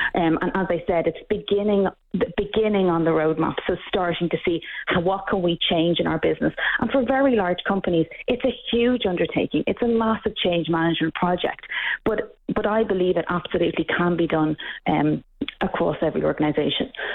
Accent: Ireland; now in Canada; We've the same problem in Ireland. You can probably hear from my accent that I'm not Canadian

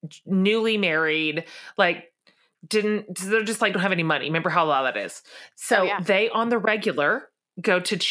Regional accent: Texas, United States; We live down here in the land of plenty.

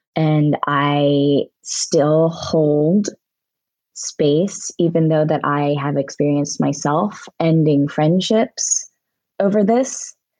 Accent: Altoona, Pennsylvania, United States; I grew up in Altoona, Pennsylvania.

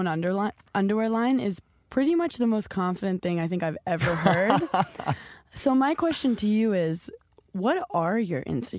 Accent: New York City, New York, United States; Like, I'm from New York City, so I can't even... like fathom what that was like

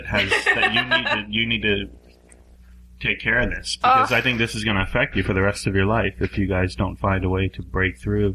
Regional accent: Maryland, United States; now in Hollywood, United States; I grew up in Maryland.

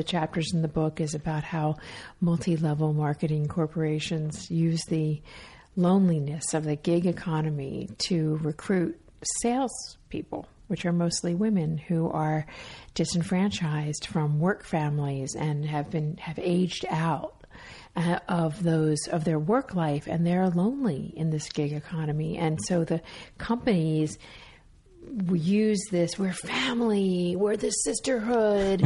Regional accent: Miami Beach, Florida, United States; moved away; also born or lived in Alabama; I grew up in Miami, ended up growing up in Miami Beach.

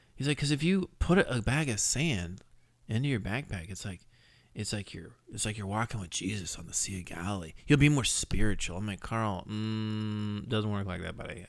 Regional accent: Scotland, United Kingdom; I am Scottish

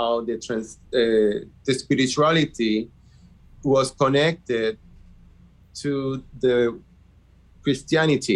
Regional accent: Puerto Rico; also born or lived in Guánica, Puerto Rico / Yauco, Puerto Rico / Adjuntas, Puerto Rico; I grew up in the south part of the island

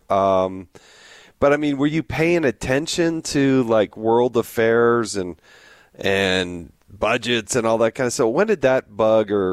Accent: Palos Verdes, California, United States; we moved down to Southern California in a place called Palos Verdes

